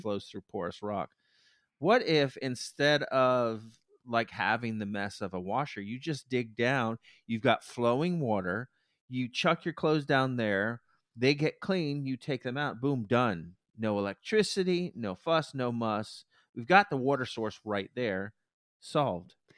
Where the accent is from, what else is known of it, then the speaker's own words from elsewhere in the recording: United States; I'm American